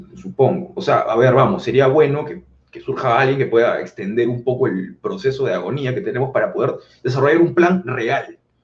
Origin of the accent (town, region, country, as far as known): Peru